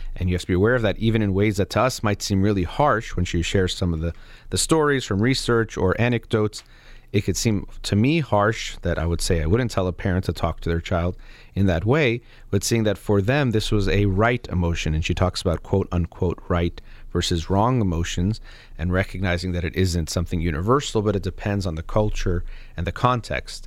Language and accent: English; United States; myself as an American